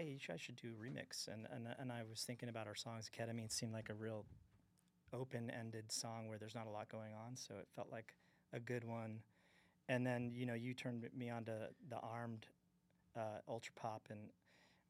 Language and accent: English; Utah, United States; growing up in Utah, I was Jewish